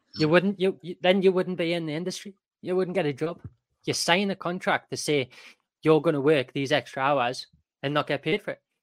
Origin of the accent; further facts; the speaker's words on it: Newcastle upon Tyne, North East England, United Kingdom; I'm from Newcastle, so not that far away as well.